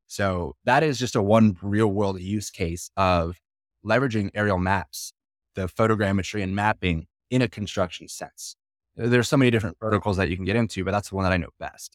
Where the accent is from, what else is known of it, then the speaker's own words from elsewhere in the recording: Florida, United States; I'm from Florida